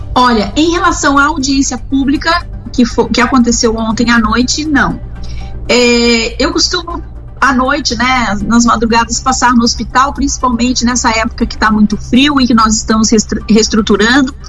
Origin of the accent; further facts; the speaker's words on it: Brazil; nós, brasileiros